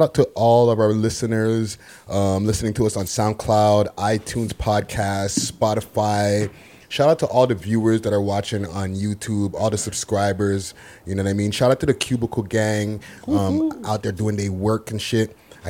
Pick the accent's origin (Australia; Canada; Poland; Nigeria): Canada; I know we're over here in Canada, and we're Canadian guys.